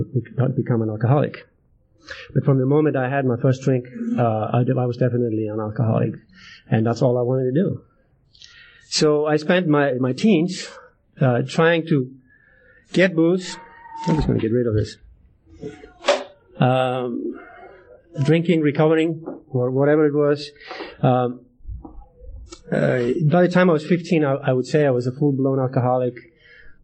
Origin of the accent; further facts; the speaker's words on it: Ísafjörður, Westfjords, Iceland; moved away as an adult; now in Alaska, United States; I'm from Iceland